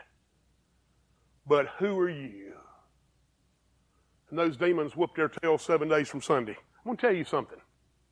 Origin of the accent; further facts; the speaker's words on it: Greer, South Carolina, United States; also born or lived in Pennsylvania / Campbell; I went to Greer High School. I was on the 5-year plan. I'm from Greer, live in Campbell, lived in Pennsylvania